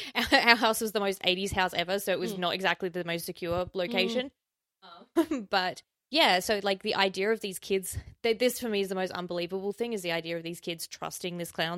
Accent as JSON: {"language": "English", "region": "South Australia", "country": "Australia", "tie": "born or raised there", "said": "in my home state, the murder capital of Australia, South Australia"}